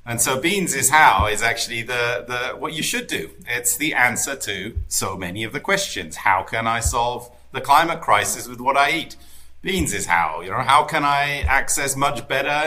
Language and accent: English; United Kingdom; I'm British, right? You know, the Brits